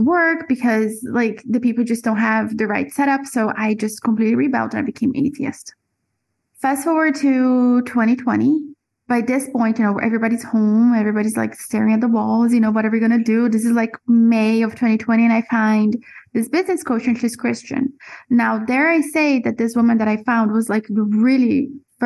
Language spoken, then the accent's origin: English; Brazil; also born or lived in Florida; now in Central America; I was born and raised in Brazil